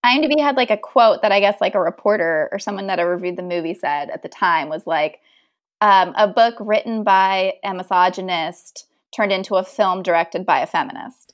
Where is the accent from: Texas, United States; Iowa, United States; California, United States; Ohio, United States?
Texas, United States; I'm from Texas